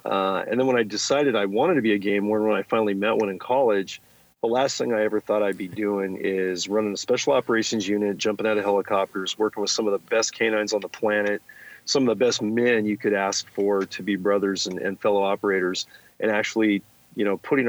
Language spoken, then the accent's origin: English; California, United States; Yeah, I grew up in the Silicon Valley, Gordon.